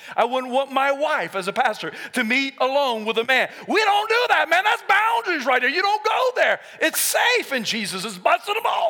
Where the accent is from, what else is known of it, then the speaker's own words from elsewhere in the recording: South Carolina, United States; I was raised in South Carolina